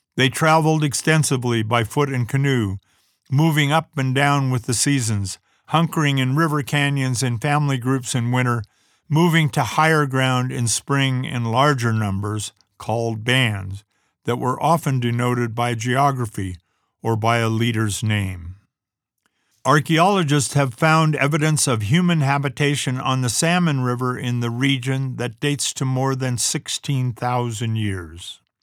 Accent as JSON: {"language": "English", "country": "United States", "tie": "born or raised there", "also_born_or_lived": "Wallowa County, Oregon", "said": "I grew up in America in the nineteen forties and fifties"}